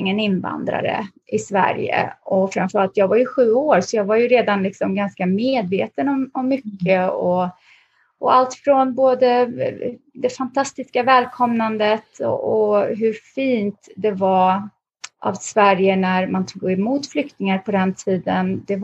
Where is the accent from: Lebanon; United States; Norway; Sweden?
Lebanon; born there; när jag föddes så föddes jag faktiskt mitt bland bomber.